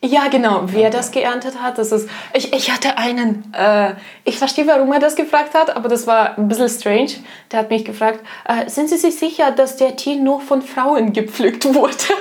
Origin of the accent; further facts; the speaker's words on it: Russia; moved away; ich komme aus Russland